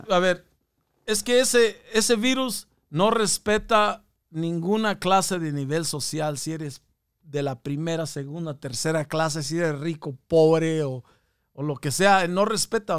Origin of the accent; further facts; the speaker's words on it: Mexico; now in United States; nosotros somos, somos de México, carnal, somos de, venimos de México